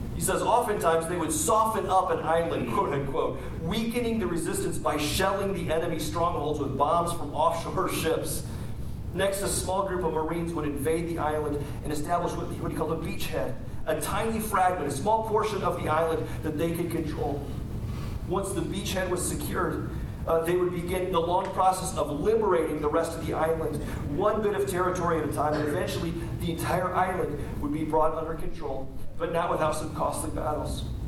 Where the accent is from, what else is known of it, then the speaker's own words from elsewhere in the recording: United States; as American Christians